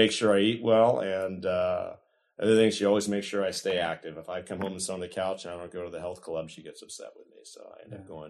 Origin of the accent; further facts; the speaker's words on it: Piedmont, California, United States; now in Sacramento, United States; I actually grew up in a city in the Bay Area called Piedmont. I was born in 1965, and I attended all my grammar school and high school experiences in Piedmont.